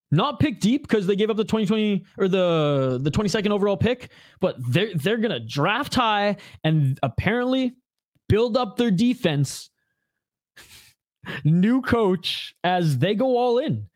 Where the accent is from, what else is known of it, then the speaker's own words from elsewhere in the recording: Western Canada, Canada; I grew up in Western Canada